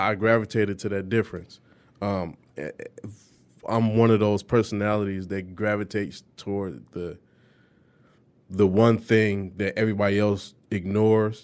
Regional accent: Detroit, Michigan, United States; grew up on the east side of Detroit.

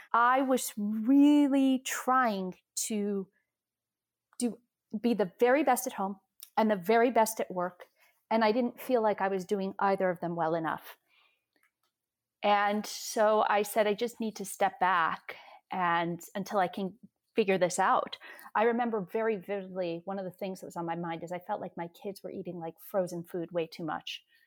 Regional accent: New York, United States; I'm from New York

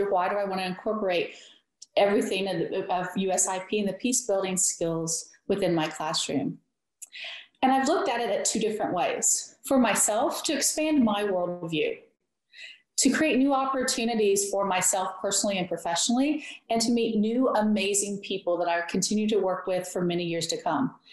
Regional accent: West Portsmouth, Ohio, United States; also born or lived in Greenup, Kentucky; this is my Peace Teacher Experience. I am from West Portsmouth, Ohio, and I've just completed 14 years at Greenup County High School in Greenup, Kentucky.

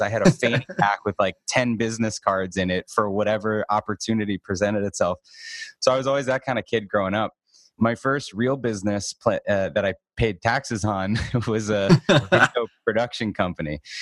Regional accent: Boston, Massachusetts, United States; now in Arizona, United States; I grew up in Boston.

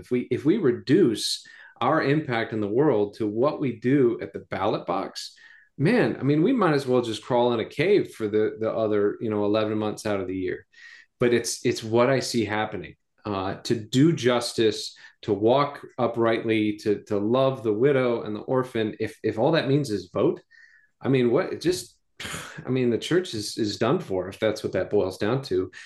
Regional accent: United States; gringos, Americans

